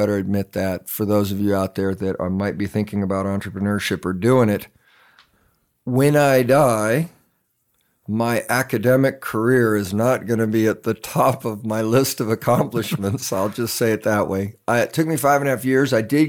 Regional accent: San Antonio, Texas, United States; also born or lived in Germany / Panama; So I'm an Army brat, grew up all over the world, actually. I was born in Germany, lived in Panama in the Canal Zone. Whoop! But we just ended up in San Antonio more often than any other places.

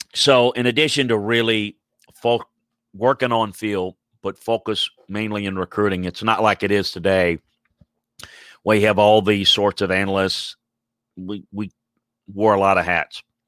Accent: Louisiana, United States; I'm from Louisiana

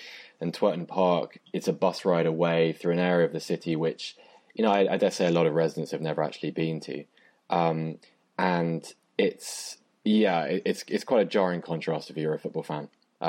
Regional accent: Bath, South West England, United Kingdom; it's my hometown, Mike

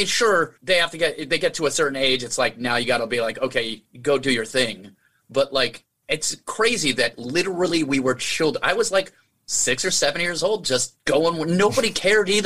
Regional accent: Albuquerque, New Mexico, United States; also born or lived in Manitou Springs, Colorado; We just roamed all over Albuquerque

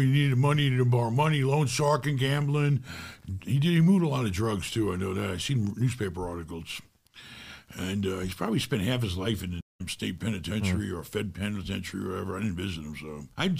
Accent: Far Rockaway, New York, United States; It was pretty rough growing up in New York. You know, in Far Rockaway and the projects, where it was really sad.

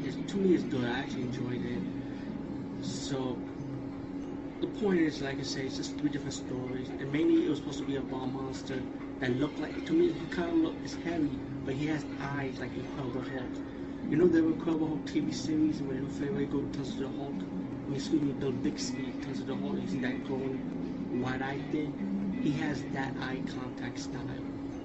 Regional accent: India; So this is something new for me as being Indian and watching a lot of Bollywood movies, especially horror movies.

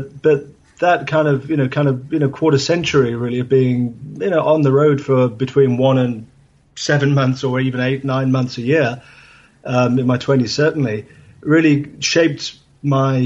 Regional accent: England, United Kingdom; where I grew up in England

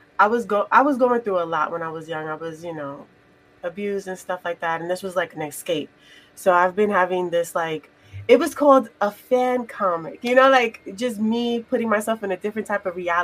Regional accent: New York, United States; I grew up in New York

